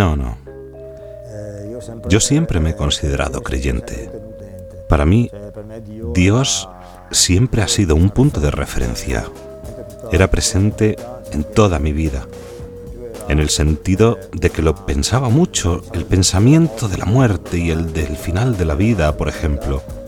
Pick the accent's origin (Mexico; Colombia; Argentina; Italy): Italy; Lumezzane, Lombardy; de Lumezzane, en la provincia de Brescia, Italia